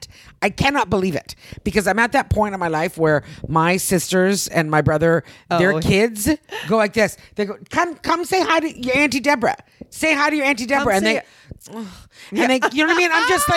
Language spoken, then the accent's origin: English; Canada; moved away; I'm Canadian.